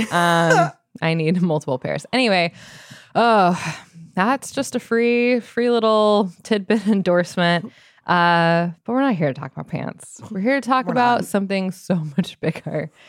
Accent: Arizona, United States; so I'm from Arizona really

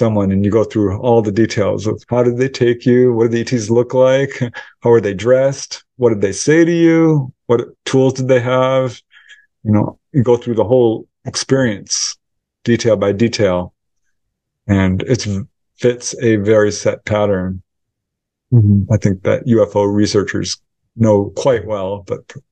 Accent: Topanga, California, United States; my hometown of Topanga Canyon

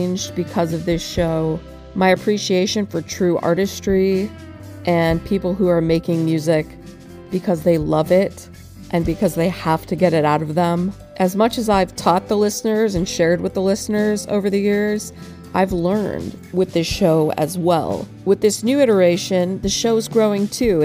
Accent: Lakeland, Florida, United States; my hometown of Lakeland, Florida

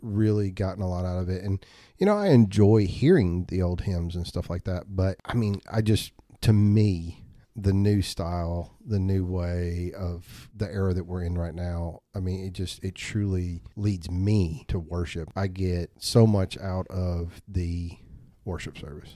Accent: Bell Buckle, Tennessee, United States; I grew up out in Bell Buckle

